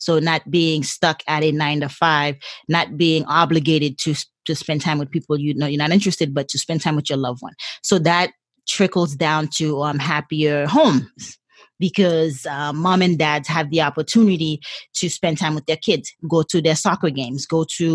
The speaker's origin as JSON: {"language": "English", "country": "Haiti", "tie": "born or raised there", "second_language": "English", "moved": "yes", "lives_now": "San Diego, United States", "said": "born and raised in a third world country. I was born in Haiti"}